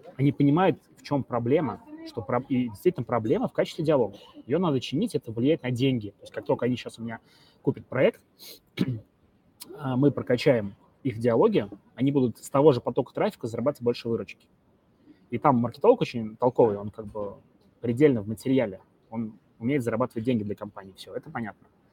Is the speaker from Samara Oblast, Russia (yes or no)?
yes; Samara, Samara Oblast, Russia; я из Самары